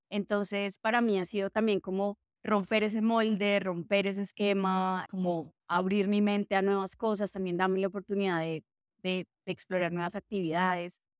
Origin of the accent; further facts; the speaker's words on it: Armenia, Quindío, Colombia; now in Bogotá, Colombia; Yo soy de Armenia, pero pues ya no tengo acento, estoy de seriedad de mi familia, además.